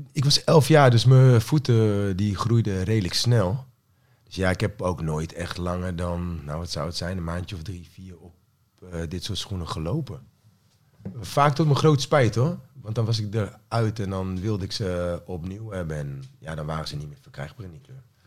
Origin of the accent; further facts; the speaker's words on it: Apeldoorn, Gelderland, Netherlands; ik kom eigenlijk gewoon uit Apeldoorn. En daar woon ik nog steeds.